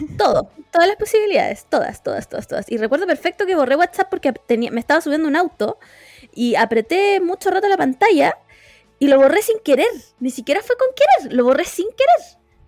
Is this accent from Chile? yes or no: yes; Quilicura, Santiago Metropolitan Region, Chile; soy aquí de Quilicura, representando a, la, a las comunas del norte, bien humilde, de familia humilde